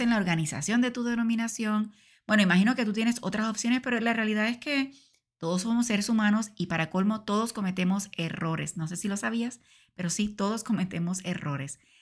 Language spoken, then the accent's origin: Spanish; Puerto Rico; en mi país, Puerto Rico